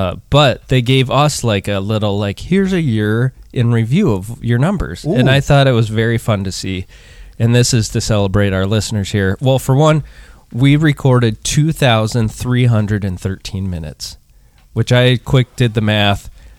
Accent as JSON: {"language": "English", "region": "Montana", "country": "United States", "tie": "born or raised there", "said": "I grew up"}